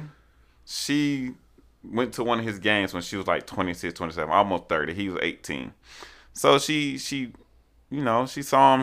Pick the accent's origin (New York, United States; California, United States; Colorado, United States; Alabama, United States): Alabama, United States; Montgomery; I'm from Montgomery, Alabama